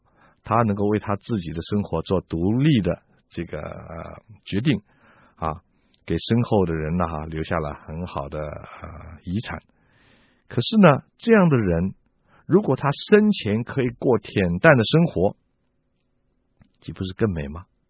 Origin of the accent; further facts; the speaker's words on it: China; 我们中国人也有这样的说法啊。